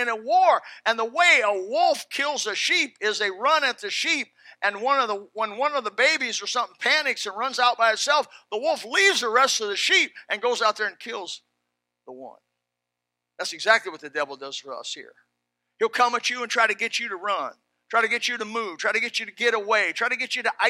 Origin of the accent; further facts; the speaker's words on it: South Florida, United States; I'm from South Florida.